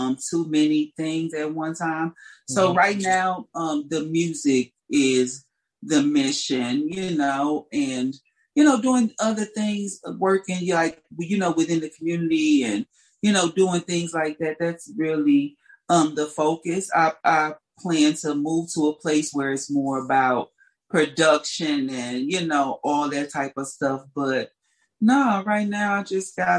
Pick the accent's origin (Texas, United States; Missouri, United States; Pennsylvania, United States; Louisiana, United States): Missouri, United States; St. Louis; I grew up in St. Louis, Missouri